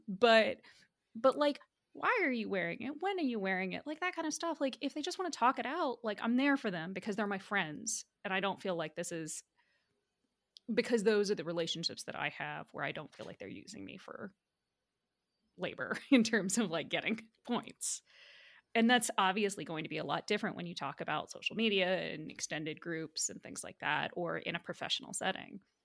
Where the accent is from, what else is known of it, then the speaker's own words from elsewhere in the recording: United States; I'm diaspora, and I've, was born and raised in the United States